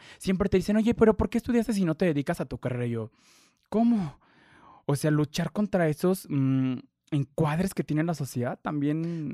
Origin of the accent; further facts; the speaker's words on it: Mexico; como mexicanos, de que individualmente no queremos compartir